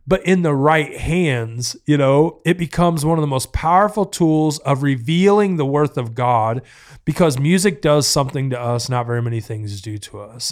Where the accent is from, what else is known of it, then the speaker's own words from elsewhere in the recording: the South, United States; I'm from the South